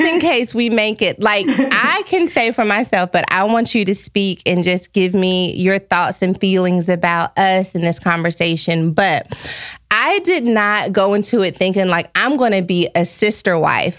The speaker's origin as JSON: {"language": "English", "region": "Texas", "country": "United States", "moved": "yes", "lives_now": "Los Angeles, United States", "said": "I'm from Texas, I moved to Los Angeles"}